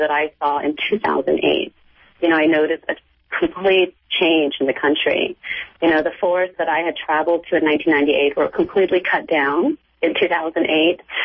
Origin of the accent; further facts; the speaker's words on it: United States; also born or lived in Cambodia / Thailand; I grew up in the United States. You know, I've been I've been educated here. Um, you know, I've lived here since I was four years old.